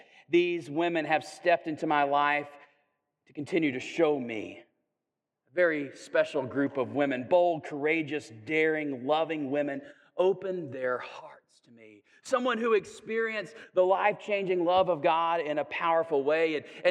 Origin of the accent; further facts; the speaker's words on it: the South, United States; Sometimes, I'm a Southerner, so I can say this, I think.